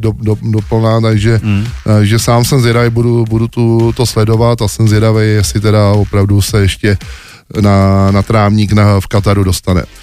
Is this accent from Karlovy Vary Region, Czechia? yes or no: no; Smetanova Lhota, South Bohemian Region, Czechia; u nás ve Smetanově hotě na vesnici